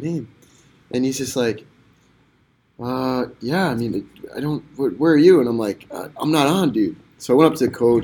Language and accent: English; Utah, United States; I'm from Utah